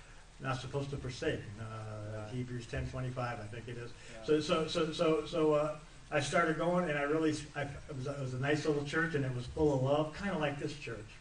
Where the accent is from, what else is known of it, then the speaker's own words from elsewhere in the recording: Wisconsin, United States; moved away as an adult; now in Mississippi, United States; I'm from Wisconsin